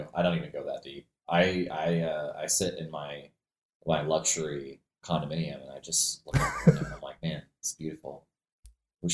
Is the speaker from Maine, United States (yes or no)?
yes; Maine, United States; I grew up there in Maine